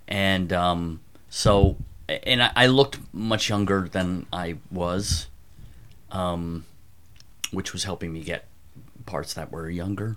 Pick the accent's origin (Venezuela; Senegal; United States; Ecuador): United States; outside Philadelphia, Pennsylvania; moved away; also born or lived in Evanston, Illinois / New York; I grew up outside Philadelphia